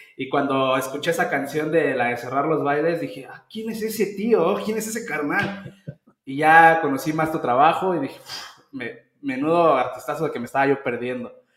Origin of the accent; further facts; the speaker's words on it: Mexico; Yo crecí con el rock de mi país